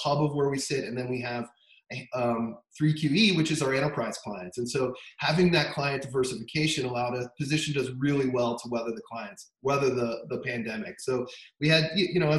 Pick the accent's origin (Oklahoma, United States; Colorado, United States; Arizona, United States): Colorado, United States; Denver; moved away as an adult; also born or lived in Bay Area, California; I grew up in Denver, which is why we're back now